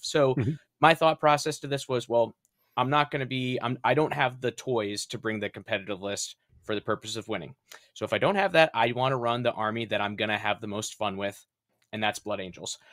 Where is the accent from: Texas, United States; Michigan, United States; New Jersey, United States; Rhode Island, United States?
Rhode Island, United States; my home state of Rhode Island